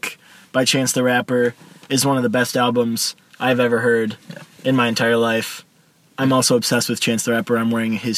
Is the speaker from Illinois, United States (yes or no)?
yes; Naperville, Illinois, United States; We're from Naperville, Illinois